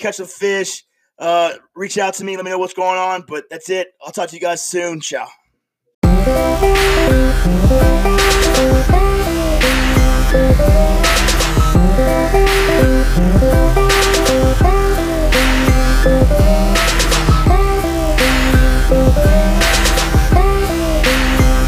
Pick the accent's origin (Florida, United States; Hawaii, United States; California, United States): Florida, United States; moved away; also born or lived in New York; I'm originally from Florida, and you can tell